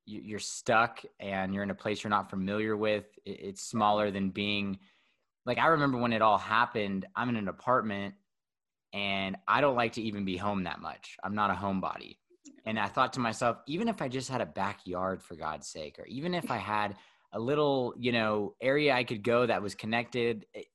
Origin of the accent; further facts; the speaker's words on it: Fresno, California, United States; moved away as an adult; also born or lived in Denver, Colorado; now in Bend, United States; I'm from Fresno